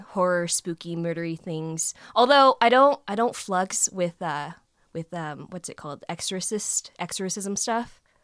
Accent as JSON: {"language": "English", "country": "United States", "said": "I'm Vietnamese American"}